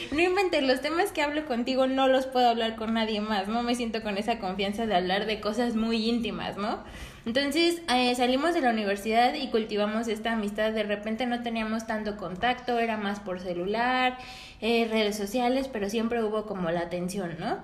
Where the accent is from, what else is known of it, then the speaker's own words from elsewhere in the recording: Mexico; somos orgullosamente mexicanas